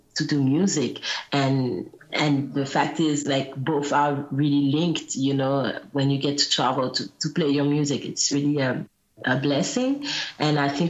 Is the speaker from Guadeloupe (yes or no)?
yes; Guadeloupe; English is a second language; I grew up in Guadeloupe. I wouldn't understand any English when I was little